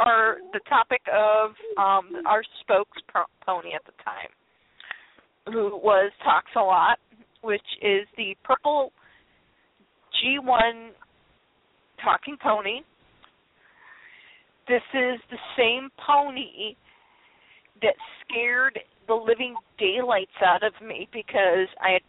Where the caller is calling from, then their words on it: Illinois, United States; I was calling from Illinois into New York